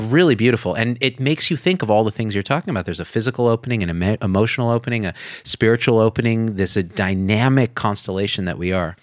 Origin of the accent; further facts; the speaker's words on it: Central Valley, California, United States; moved away; also born or lived in Las Vegas, Nevada; I grew up in the Central Valley and then we moved to Vegas.